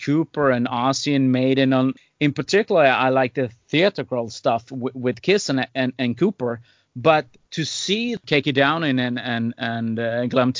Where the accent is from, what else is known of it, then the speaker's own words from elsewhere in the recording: Sweden; I grew up in Sweden